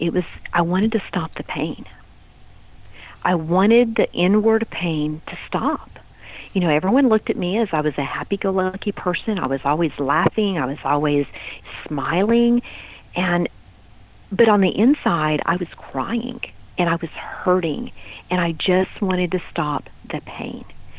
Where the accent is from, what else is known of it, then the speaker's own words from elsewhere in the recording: Texas, United States; You know, I was from West Texas, and that's, you know, pop your beer and sit on the back of your truck, and you know, that's kind of the way we did Friday nights, right?